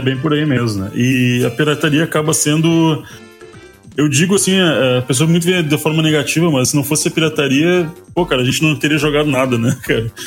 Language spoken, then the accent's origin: Portuguese; Brazil; a gente é brasileiro